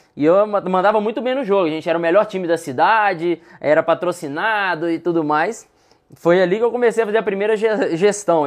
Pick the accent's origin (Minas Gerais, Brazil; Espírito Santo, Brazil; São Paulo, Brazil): Minas Gerais, Brazil; Sete Lagoas; also born or lived in Contagem; now in Belo Horizonte, Brazil; Na verdade, eu nasci em Contagem, mas cresci aqui entre Contagem e BH. Até que com oito anos de idade, fui morar em Sete Lagoas, que é 70 quilômetros de Belo Horizonte